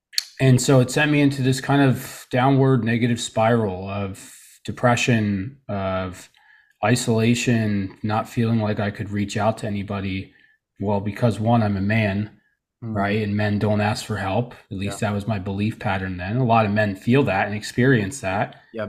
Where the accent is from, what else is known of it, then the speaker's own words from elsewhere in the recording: Trenton, New Jersey, United States; born there; I was born in New Jersey, you know, Trenton, New Jersey, to be exact, you know, the nice part of it.